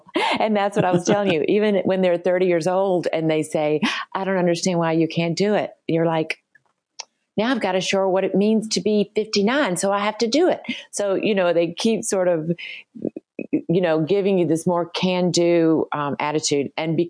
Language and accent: English; the South, United States; in my generation, growing up in the South, a lot of women didn't work at all.